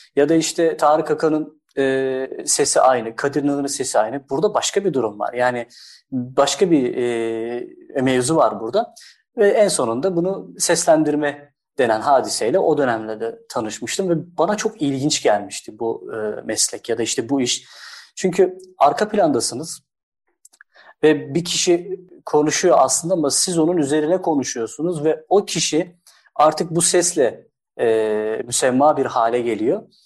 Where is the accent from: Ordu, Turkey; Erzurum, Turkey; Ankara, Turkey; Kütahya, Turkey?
Erzurum, Turkey; also born or lived in Istanbul; now in Bursa, Turkey; 1986 aslında Erzurum doğumluyum